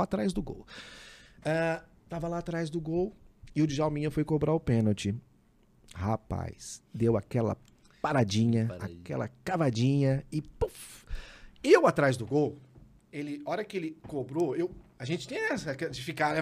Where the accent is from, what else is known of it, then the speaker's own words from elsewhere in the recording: Ribeirão Preto, São Paulo, Brazil; Eu nasci na Vila Tibério.